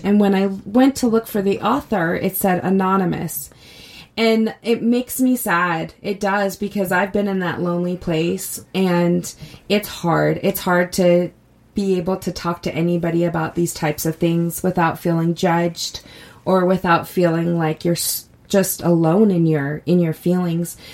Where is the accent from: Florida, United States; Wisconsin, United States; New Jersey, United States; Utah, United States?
Utah, United States; I grew up here in Utah